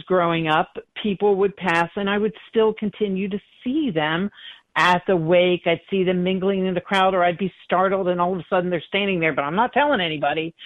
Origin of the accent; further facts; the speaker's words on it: Philadelphia, Pennsylvania, United States; moved away; also born or lived in North Carolina; I grew up in Philadelphia, Pennsylvania